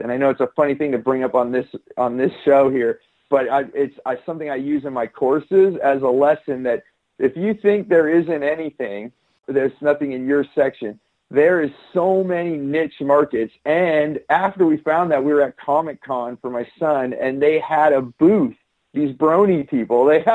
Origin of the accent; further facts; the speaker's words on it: Silicon Valley, California, United States; I grew up in Silicon Valley in California